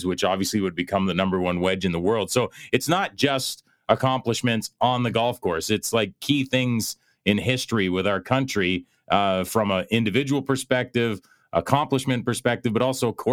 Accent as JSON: {"language": "English", "country": "Canada", "said": "I'm a Canadian"}